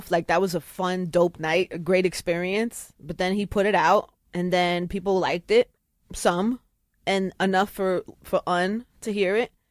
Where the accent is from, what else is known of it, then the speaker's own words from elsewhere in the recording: Brooklyn, New York, United States; I'm from Brooklyn.